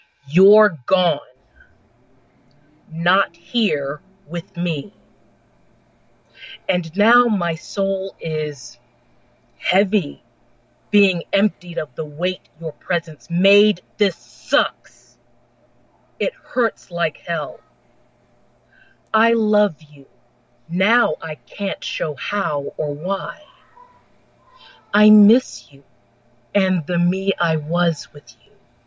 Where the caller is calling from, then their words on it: Rock Hill, South Carolina, United States; I am calling from Rock Hill, South Carolina. It is 10:05 p.m. over here. I live about a half hour away from the North South Carolina border.